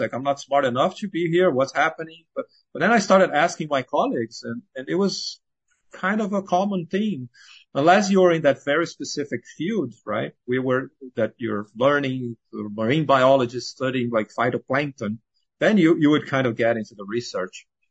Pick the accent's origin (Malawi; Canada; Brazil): Brazil; moved away as an adult; now in United States; I was born and raised in Brazil